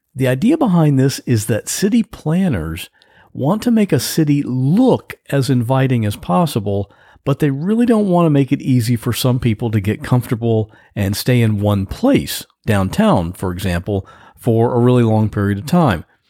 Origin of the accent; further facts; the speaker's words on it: Ohio, United States; now in Florida, United States; I grew up in Ohio